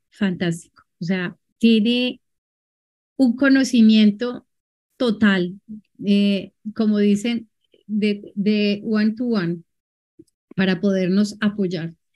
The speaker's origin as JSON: {"language": "Spanish", "country": "Colombia", "said": "yo soy de Colombia, vivo actualmente en la ciudad de Cali."}